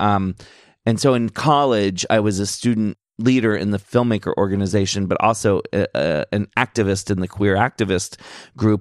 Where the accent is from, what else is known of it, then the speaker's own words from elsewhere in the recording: Annapolis, Maryland, United States; growing up in Maryland and being a kid who grew up in a very boring, uh, part, well, Annapolis